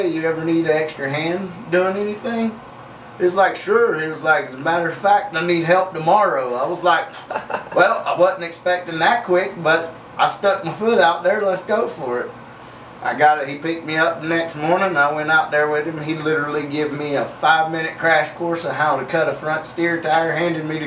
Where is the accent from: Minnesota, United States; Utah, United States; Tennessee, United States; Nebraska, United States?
Nebraska, United States; Superior; I'm out of Nebraska, Superior, Nebraska, to be exact